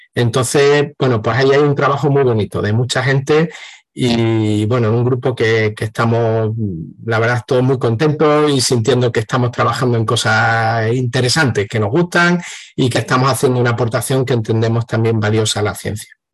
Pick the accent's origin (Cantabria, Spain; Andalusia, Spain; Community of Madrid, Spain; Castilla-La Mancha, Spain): Andalusia, Spain; Seville; yo he crecido por aquí, por Sevilla y algunos pueblos cercanos también